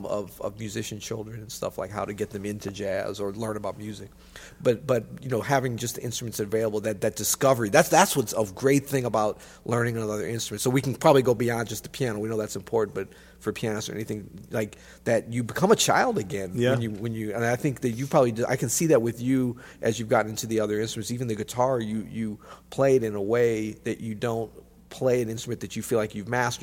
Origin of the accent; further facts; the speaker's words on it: Florida, United States; born there; I was not born in the snow. I was born in Florida, in fact.